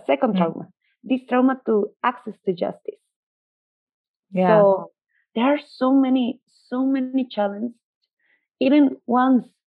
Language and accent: English; Mexico; I'm seeing everything from the Mexican perspective